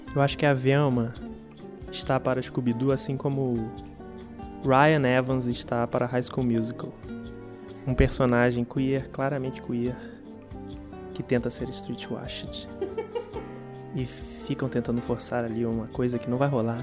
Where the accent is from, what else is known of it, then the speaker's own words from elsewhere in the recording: Brazil; a gente como brasileiros